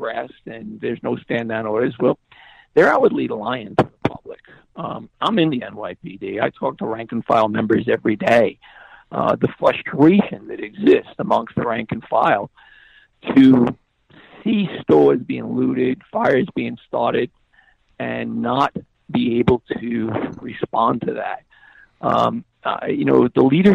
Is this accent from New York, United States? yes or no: yes; New York City, New York, United States; I'm born and raised in Manhattan.